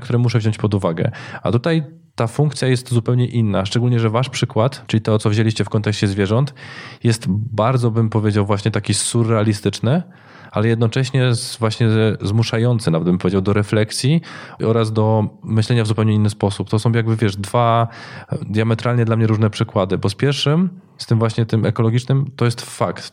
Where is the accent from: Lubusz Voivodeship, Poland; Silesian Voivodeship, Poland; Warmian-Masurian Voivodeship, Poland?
Silesian Voivodeship, Poland; Katowice or Gliwice; u nas w Katowicach czy u nas w Gliwicach